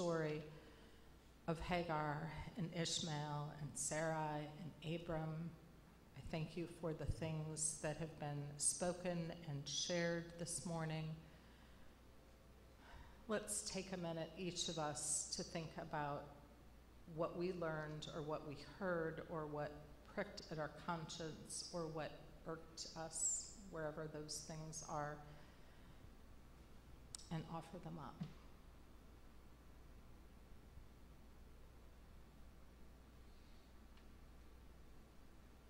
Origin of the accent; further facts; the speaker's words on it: Indiana, United States; moved away; I'm from Indiana, and the part of Indiana that I'm from is a pretty homogeneous kind of place